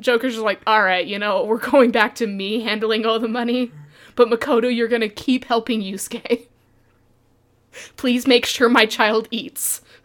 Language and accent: English; Utah, United States; I was raised in Utah